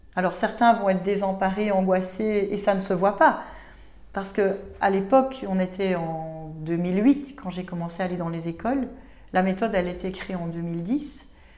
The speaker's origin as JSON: {"language": "French", "country": "Belgium", "said": "chez nous en Belgique"}